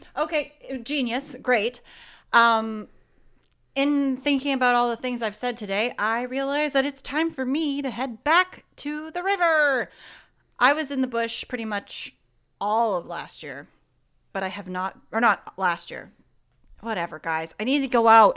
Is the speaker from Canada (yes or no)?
yes; Canada; I'm very Canadian. I'm a very Canadian girl